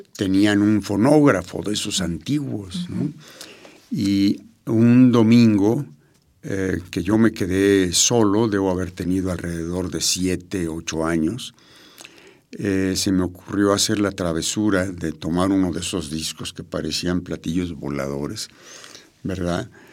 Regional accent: Mexico City, Mexico; yo nací en México, Distrito Federal. Soy de Feño.

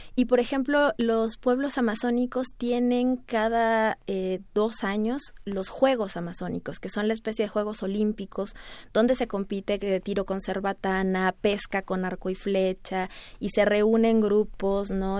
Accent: Mexico; estudiar como mexicana, ¿verdad? Formada en México

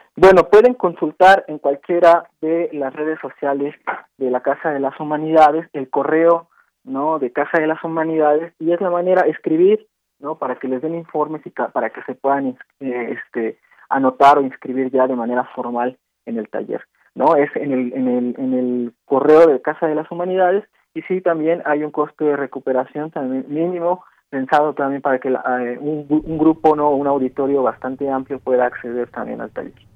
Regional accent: Mexico; Como mexicanos

